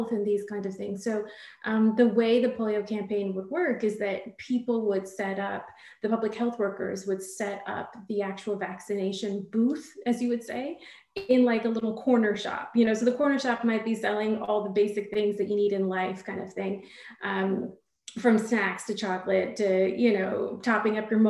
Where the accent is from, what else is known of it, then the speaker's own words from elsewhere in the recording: Southern California, United States; also born or lived in India / London; I grew up in Southern California, but I was born in India